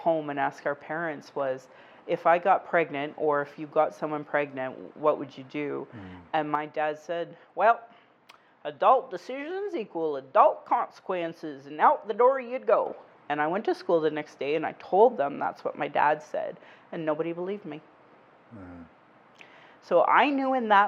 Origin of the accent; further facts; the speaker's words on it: Alberta, Canada; growing up in Alberta in the 80s